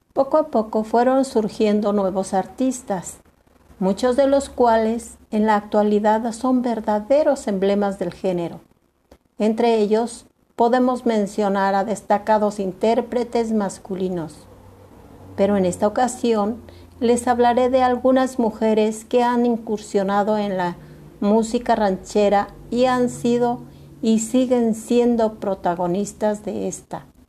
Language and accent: Spanish; Mexico; nuestra patria